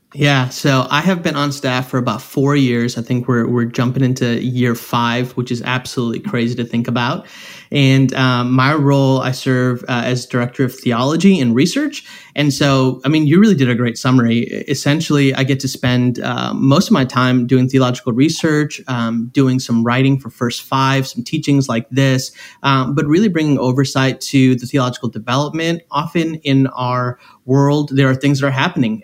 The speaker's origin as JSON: {"language": "English", "town": "Chicago", "region": "Illinois", "country": "United States", "said": "I am from Chicago. I'm from right outside of the city of Chicago"}